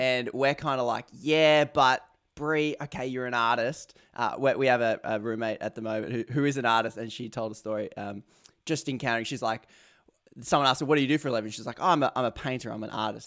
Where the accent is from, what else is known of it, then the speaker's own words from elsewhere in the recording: Australia; accent: Aussie; my Aussie accent